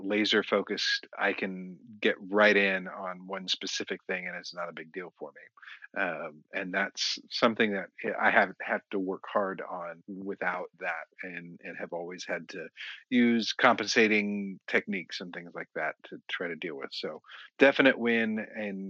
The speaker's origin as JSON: {"language": "English", "town": "Kansas City", "country": "United States", "tie": "born or raised there", "moved": "yes", "lives_now": "Texas, United States", "said": "I grew up in Kansas City"}